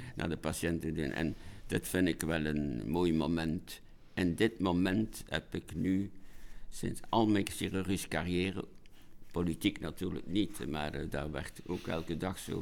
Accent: Ghent, Flanders, Belgium; ik ben een Gentenaar

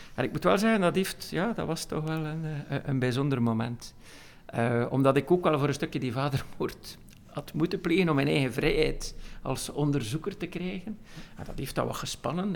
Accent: Veurne, Flanders, Belgium; Ik kom uit Veuren

